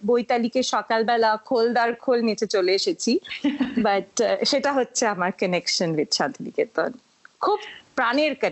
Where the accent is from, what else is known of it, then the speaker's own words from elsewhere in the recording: Kolkata, West Bengal, India; বাবার সাথে ঘুরে ঘুরে বড় হয়েছি তো পনেরোটা স্টেটে বড় হয়েছি পড়াশোনাটা বেশিরভাগটাই কলকাতায়